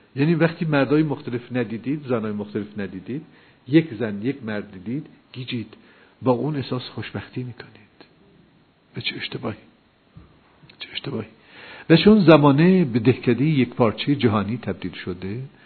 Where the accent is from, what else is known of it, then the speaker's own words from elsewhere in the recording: Iran; ما ایرانی هستیم